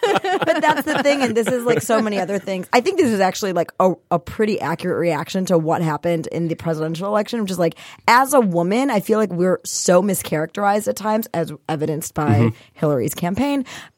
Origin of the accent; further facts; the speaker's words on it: Michigan, United States; also born or lived in India; So I was actually born in India, but I moved here when I was one. So I'm effectively born and raised in Michigan.